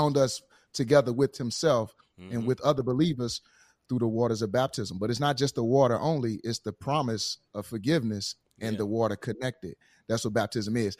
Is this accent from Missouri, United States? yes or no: yes; St. Louis, Missouri, United States; moved away; I'm from St. Louis